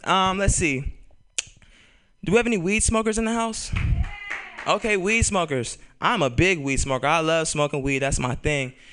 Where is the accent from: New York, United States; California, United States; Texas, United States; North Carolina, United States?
California, United States; Bay Area; I'm born and raised in California. I'm a Bay Area cat